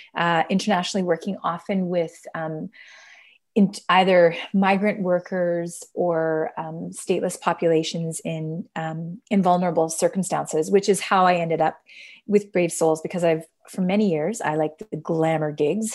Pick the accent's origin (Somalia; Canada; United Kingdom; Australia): Canada; I am Canadian